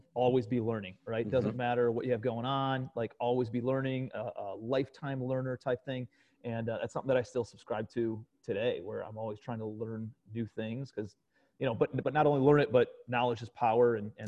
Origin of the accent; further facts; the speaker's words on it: Cleveland, Ohio, United States; moved away as an adult; also born or lived in New York City; I'm from Cleveland, Ohio originally.